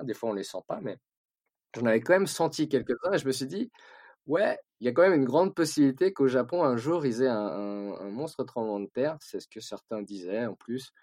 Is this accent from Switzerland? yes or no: yes; Switzerland; Moi, j'ai, j'ai grandi en Suisse.